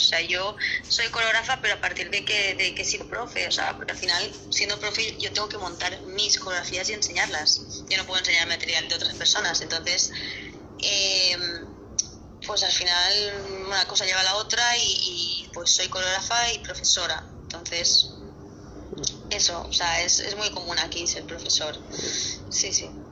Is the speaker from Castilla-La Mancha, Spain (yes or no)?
no; Barcelona, Catalonia, Spain; yo soy de Barcelona